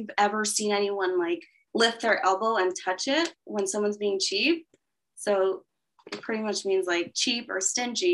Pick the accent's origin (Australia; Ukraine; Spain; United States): United States; a small city in Los Angeles, California; my dad was born and raised in actually the town that I was born and raised in, which is a small city in Los Angeles